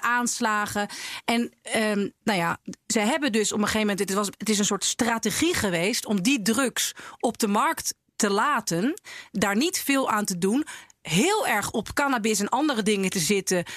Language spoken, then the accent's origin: Dutch; North Holland, Netherlands; in de enclave in Noord-Holland waar ik ben opgegroeid